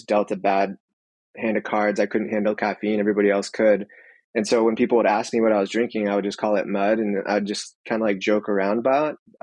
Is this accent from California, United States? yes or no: yes; Santa Cruz, California, United States; also born or lived in San Francisco / Mountain View; I'm born and raised in Santa Cruz